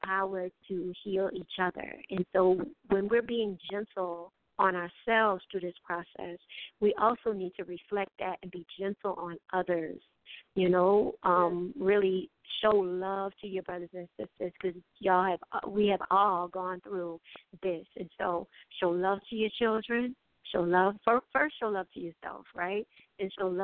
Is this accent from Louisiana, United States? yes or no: yes; New Orleans, Louisiana, United States; also born or lived in Montgomery; I came back to New Orleans because I knew I wanted to be back at home